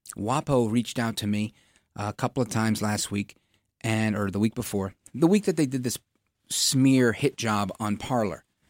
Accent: New York City, New York, United States; As a kid growing up in Brooklyn in the eighties

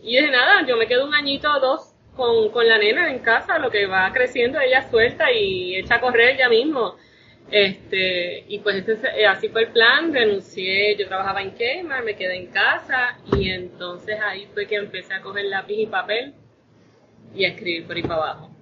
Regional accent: Toa Baja, Puerto Rico; also born or lived in Bayamón, Puerto Rico; Todavía vivo en Toda Baja, criada. No nacida, yo nací en, el, en Bayamón, pero no hicieron nada más que parirme en Bayamón y me trajeron a Tabaja

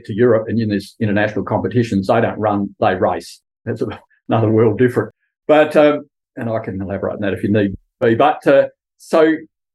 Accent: Kimba, South Australia, Australia; also born or lived in Adelaide; now in Clare, Australia; I grew up at Kimber on Eyre Peninsula, a really nice rural town

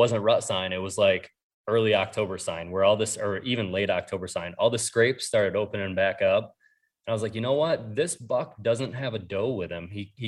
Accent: New York, United States; so I grew up in New York and then I hunted Ohio

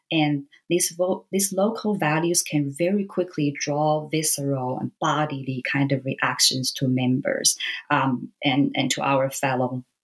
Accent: Taiwan; I grew up in Taiwan, and so you know, uh, being a Taiwanese

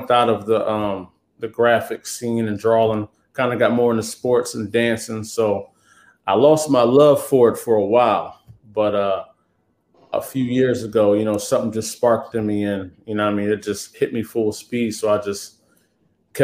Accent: Lansdowne, Pennsylvania, United States; now in New Jersey, United States; I'm from Delaware County, Pennsylvania. I grew up in Lansdowne, went to Penwood High School

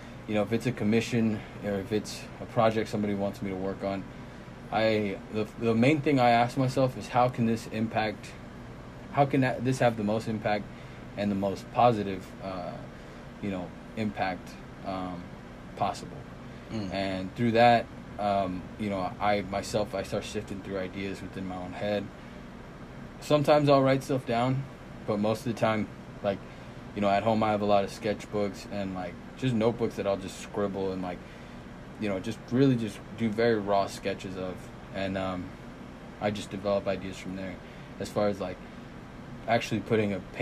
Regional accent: Fayetteville, Arkansas, United States; also born or lived in Irapuato, Guanajuato, Mexico; I grew up in Fayetteville, you know what I'm saying? I went to Jefferson Elementary, went to Fayetteville High School

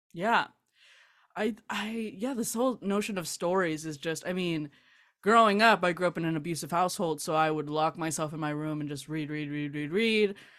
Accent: South Gate, California, United States; I grew up in Southgate, California.

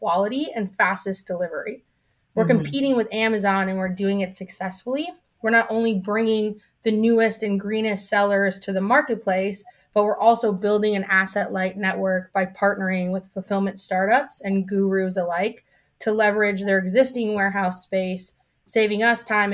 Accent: Chicago, Illinois, United States; I was born and raised in Chicago

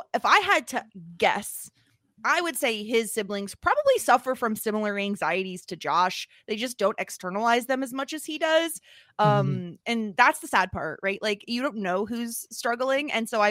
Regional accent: New York, United States; Unsurprisingly, I'm from New York.

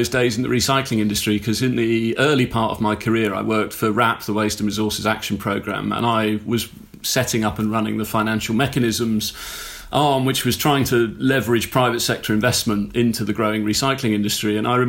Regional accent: South East England, United Kingdom; Mostly in Hampshire.

